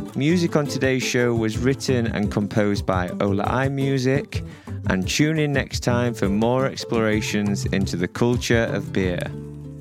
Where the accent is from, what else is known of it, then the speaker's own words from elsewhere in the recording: Sheffield, Yorkshire and the Humber, United Kingdom; I'm from Sheffield.